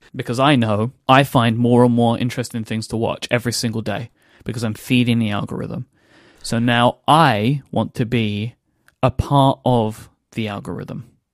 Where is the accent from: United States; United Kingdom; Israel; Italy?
United Kingdom; I am a British person